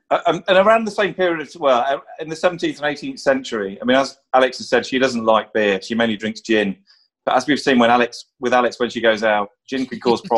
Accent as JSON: {"language": "English", "town": "Burton-on-Trent", "region": "West Midlands", "country": "United Kingdom", "tie": "born or raised there", "said": "I grew up near Burton-on-Trent"}